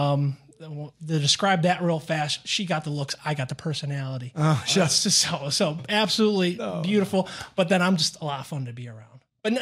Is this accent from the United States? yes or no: yes; Syracuse, New York, United States; moved away as an adult; also born or lived in northern New Jersey / Cincinnati / Fort Lauderdale / Houston; now in Dallas, United States; I'm from Syracuse, New York, which right near Canada, about 2 hours away, the Toronto border right there. Born and raised there, and then I went down to Fairleigh Dickinson, northern New Jersey, for college.